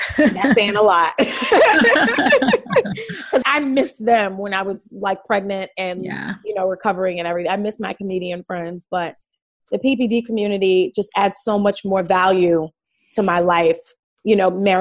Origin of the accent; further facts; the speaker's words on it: New York City, New York, United States; now in Los Angeles, United States; I'm from Brooklyn, New York